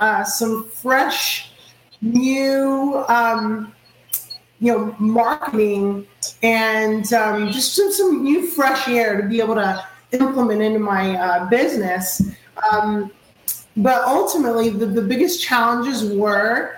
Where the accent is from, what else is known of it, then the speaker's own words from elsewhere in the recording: Orlando, Florida, United States; also born or lived in Queens, New York; I reside in Orlando, Florida